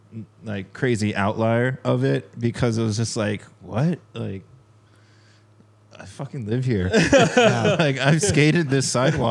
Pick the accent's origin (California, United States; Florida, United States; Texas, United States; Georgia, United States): California, United States; Huntington Beach; I was like skating in Huntington this one time. It's Surf City, right?